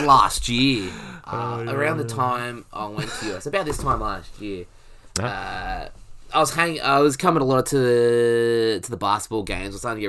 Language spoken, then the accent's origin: English; Australia; because I'm an Aussie cricket fan, there's not a lot of love lost.